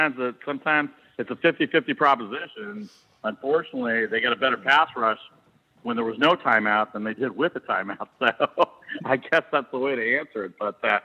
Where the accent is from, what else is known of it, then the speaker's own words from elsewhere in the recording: Chicago, Illinois, United States; now in California, United States; I was born in Chicago